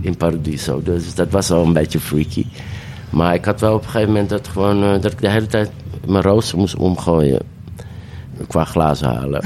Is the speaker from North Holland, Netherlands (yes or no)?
yes; Amsterdam, North Holland, Netherlands; pijp, waar ik ben opgegroeid en geboren en getogen